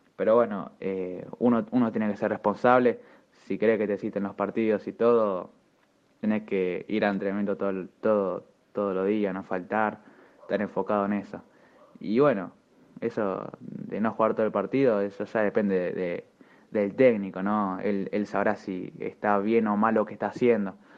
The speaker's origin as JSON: {"language": "Spanish", "country": "Argentina", "said": "Como todo argentino"}